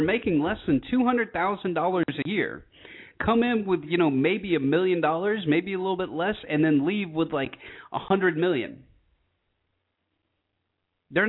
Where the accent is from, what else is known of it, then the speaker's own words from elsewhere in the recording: rural Georgia, United States; I grew up in Georgia, rural Georgia